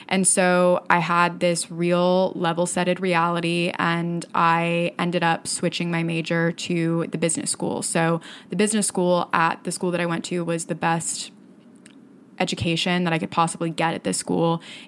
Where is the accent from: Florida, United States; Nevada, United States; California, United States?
Florida, United States; I did everything that I could when I was in high school to get out of my hometown and get out of the state of Florida